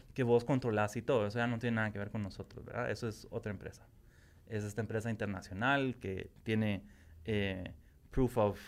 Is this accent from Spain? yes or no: no; Guatemala; como guatemalteco